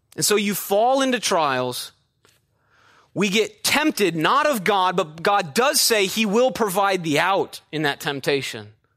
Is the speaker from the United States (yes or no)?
yes; Midwest, United States; moved away; an actual backyard like I had growing up in the Midwest